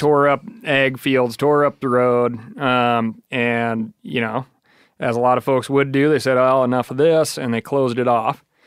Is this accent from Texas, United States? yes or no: no; Wyoming, United States; growing up in Wyoming